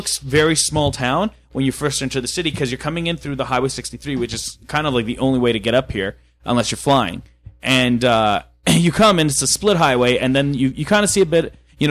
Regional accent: Fort McMurray, Alberta, Canada; when you're growing up in Fort McMurray

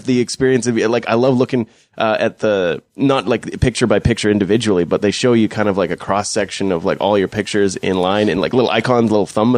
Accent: Fort McMurray, Alberta, Canada; growing up in Fort McMurray

